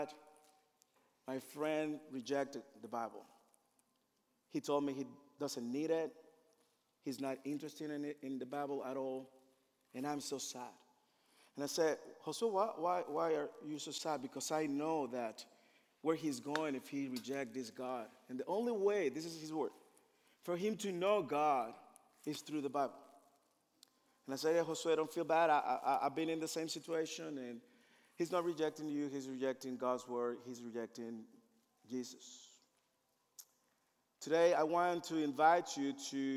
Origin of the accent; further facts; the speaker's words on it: Dominican Republic; moved away; I am from the Dominican Republic